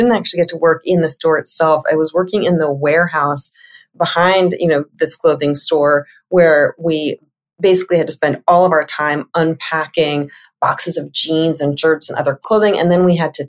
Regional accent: Los Angeles, California, United States; I grew up in Los Angeles. So I am a California girl at heart

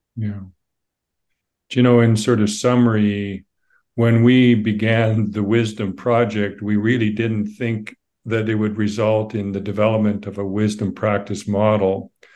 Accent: Saskatchewan, Canada; moved away as an adult; also born or lived in Seattle; growing up in Saskatchewan

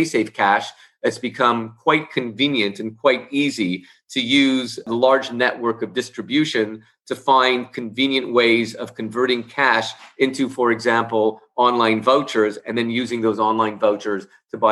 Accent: Canada; also born or lived in Montreal; I'm based in Canada, and as a Canadian

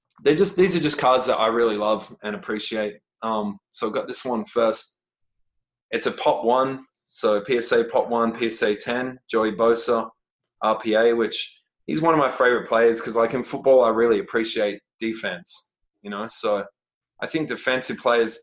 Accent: Australia; I'm Australian

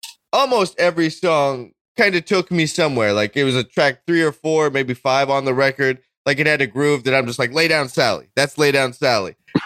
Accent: United States; as an American

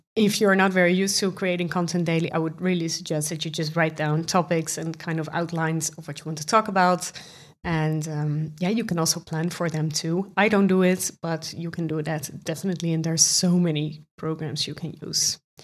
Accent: Netherlands; accent: Dutch; English is a second language; I'm from the Netherlands. You can probably hear it from my accent

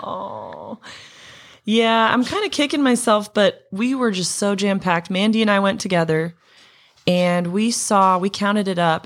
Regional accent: Montana, United States; growing up in Montana

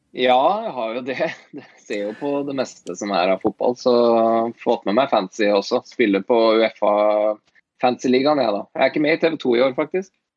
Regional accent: Åsgårdstrand, Vestfold, Norway; also born or lived in Tønsberg / United States; Jeg er en fyr i 40-åra fra Tønsberg. Født og oppvokst i Åsgårdstrand

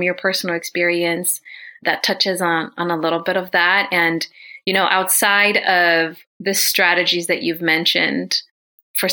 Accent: Oaxaca, Mexico; now in United States; I'm Zapotec from Oaxaca, Mexico, so pretty strong, pretty culturally rooted in that.

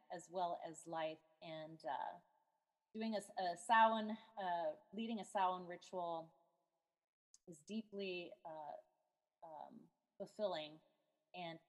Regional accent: San Francisco, California, United States; now in Seattle, United States; I'm originally from San Francisco

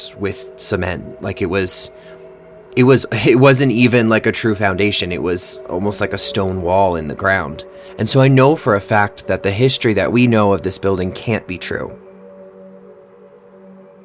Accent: Orleans, Massachusetts, United States; I grew up in Orleans, Massachusetts, on a little peninsula that sticks out into the ocean called Cape Cod

